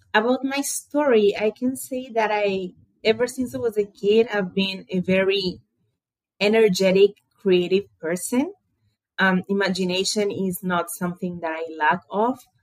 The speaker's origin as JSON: {"language": "English", "region": "Buenos Aires", "country": "Argentina", "tie": "born or raised there", "said": "I was born and raised in Buenos Aires, Argentina"}